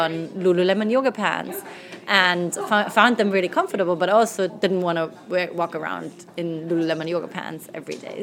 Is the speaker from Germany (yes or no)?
yes; Germany; moved away as an adult; also born or lived in London, United Kingdom; now in New York, United States; I grew up in Germany. I'm now 31 years old